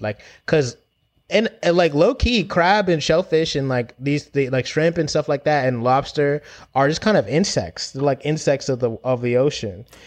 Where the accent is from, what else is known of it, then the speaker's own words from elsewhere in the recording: London, United Kingdom; also born or lived in Jamaica (family); I've grown up in Brixton